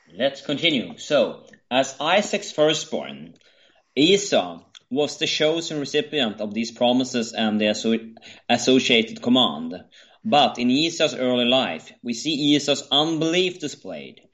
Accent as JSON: {"language": "English", "country": "Sweden"}